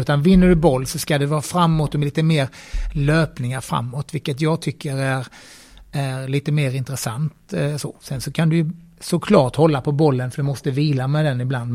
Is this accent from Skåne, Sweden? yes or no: yes; Bromölla, Skåne, Sweden; now in Gothenburg, Sweden; jag kommer ju från Bromölla från början